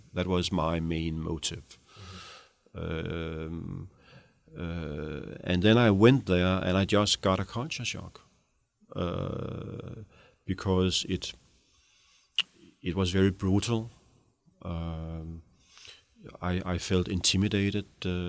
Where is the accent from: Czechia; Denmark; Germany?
Denmark; You know, I grew up in the Danish welfare state in the 70s, 60s, 70s, I never questioned, freedom of speech.